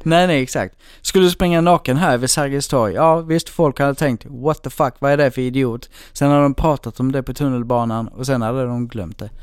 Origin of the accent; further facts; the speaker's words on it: Blekinge, Sweden; now in Stockholm, Sweden; jag är liksom uppväxt i Blekinge i en jätteliten ort